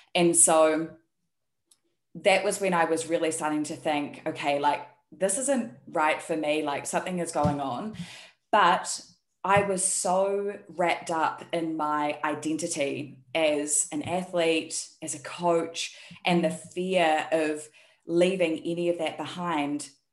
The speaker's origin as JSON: {"language": "English", "country": "New Zealand", "also_born_or_lived": "Taiwan", "moved": "as an adult", "lives_now": "South Korea", "said": "you can hear by my accent, I'm actually from New Zealand, but I live in South Korea"}